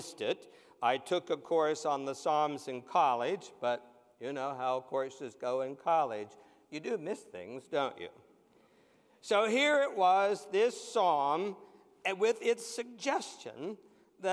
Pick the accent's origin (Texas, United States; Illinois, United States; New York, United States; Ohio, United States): Ohio, United States; White Cottage; Growing up in that little church in White Cottage, Ohio